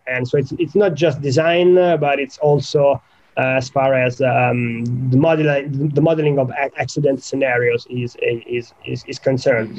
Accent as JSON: {"language": "English", "country": "Italy", "tie": "born or raised there", "moved": "as an adult", "lives_now": "United Kingdom", "said": "I grew up in Italy"}